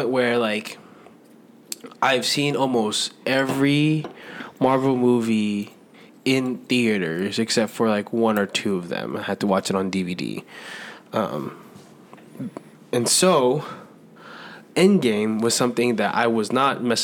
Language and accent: English; New York City, New York, United States; I was from Queens, New York